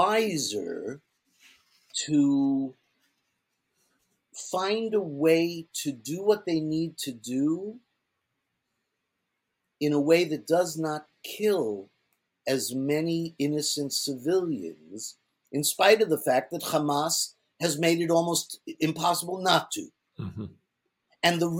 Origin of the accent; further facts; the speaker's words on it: Israel; I love Israel. I grew up in Israel. I would do almost anything for Israel.